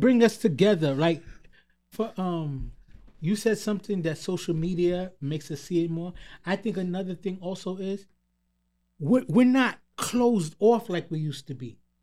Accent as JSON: {"language": "English", "town": "New York City", "region": "New York", "country": "United States", "tie": "born or raised there", "said": "growing up in Queens"}